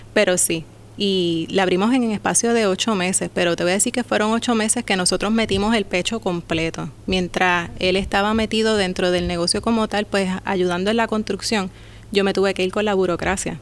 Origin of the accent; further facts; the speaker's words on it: Humacao, Puerto Rico; also born or lived in Las Piedras; Soy del pueblo de Humacao, de Las Piedras también.